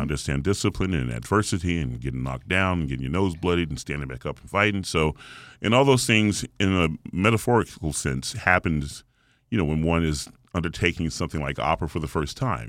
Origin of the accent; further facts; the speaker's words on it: Atlanta, Georgia, United States; the gospel genre, which I grew up in here in Atlanta